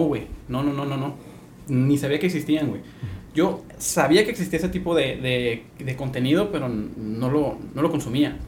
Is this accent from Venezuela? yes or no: no; Tijuana, Baja California, Mexico; now in Ensenada, Mexico; Soy de Tijuana, tengo 12 años acá.